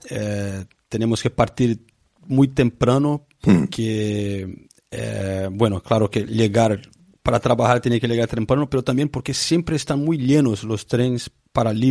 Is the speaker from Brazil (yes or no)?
yes; Brazil; Spanish is a second language; now in England, United Kingdom; Eh, yo soy brasileño, pero vivo aquí en Inglaterra hace 30 años.